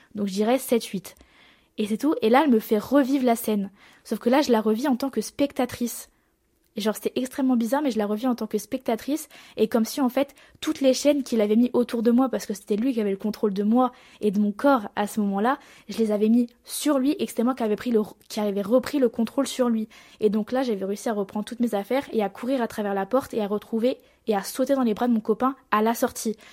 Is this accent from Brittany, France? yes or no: no; Marseille, Provence-Alpes-Côte d'Azur, France; accent: marseillais; j'ai l'accent marseillais